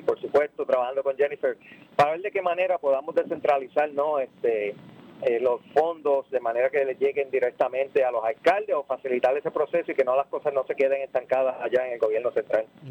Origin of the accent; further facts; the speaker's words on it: Yauco, Puerto Rico; also born or lived in Ponce; soy nacido en Ponce, eh, pero criado en Yauco y todavía vivo en Yauco.